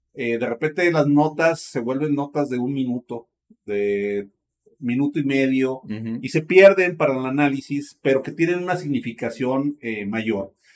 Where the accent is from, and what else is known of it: Mexico